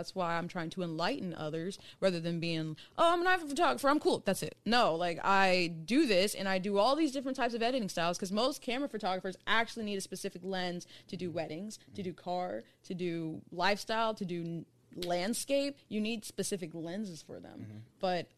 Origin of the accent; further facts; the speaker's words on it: Cincinnati, Ohio, United States; I'm from Cincinnati, Ohio.